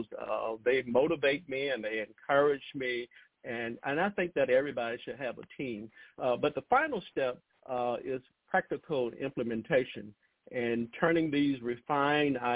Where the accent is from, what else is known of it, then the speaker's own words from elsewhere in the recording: Lowndes County, Alabama, United States; where I grew up in Lowndes County, which sits between Selma and Montgomery, Alabama, a very rural area